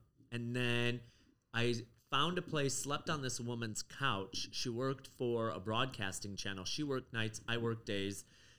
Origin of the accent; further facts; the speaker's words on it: Chicago, Illinois, United States; also born or lived in Turkey; now in Chelsea, New York, United States; I grew up in Chicago. I was born in Turkey. My parents are European descent, and I recently found out that I am part Iranian.